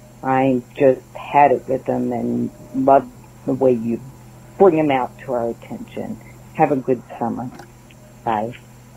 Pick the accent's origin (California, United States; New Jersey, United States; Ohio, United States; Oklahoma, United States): Ohio, United States; you might have guessed I am from Ohio